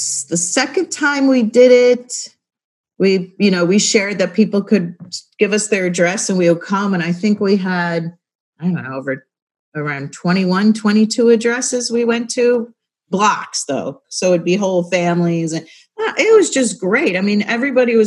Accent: Buffalo, New York, United States; now in Baltimore, United States; I'm from Buffalo

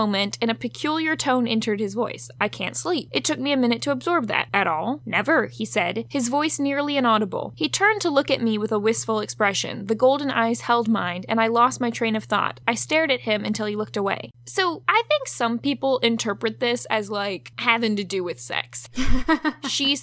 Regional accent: Virginia, United States; growing up in Virginia

